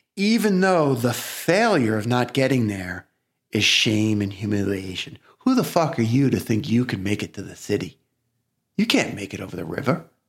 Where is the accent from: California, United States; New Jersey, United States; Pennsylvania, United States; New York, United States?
New York, United States; New York City; accent: Brooklyn; we actually grew up in different parts of Brooklyn